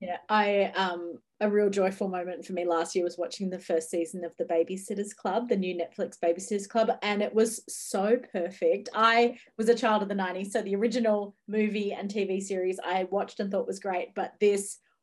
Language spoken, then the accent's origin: English; Ocean Grove, Victoria, Australia; Ocean Grove, which is actually my hometown bookshop